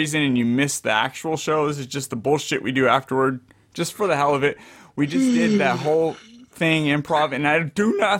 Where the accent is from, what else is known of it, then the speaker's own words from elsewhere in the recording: Fresno, California, United States; in Fresno, in my hometown